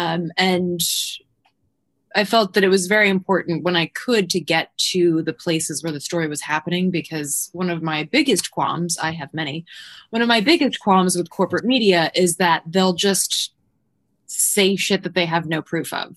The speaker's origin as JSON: {"language": "English", "region": "North Carolina", "country": "United States", "tie": "born or raised there", "also_born_or_lived": "Sweden", "said": "I'm partially from North Carolina and partially from Sweden."}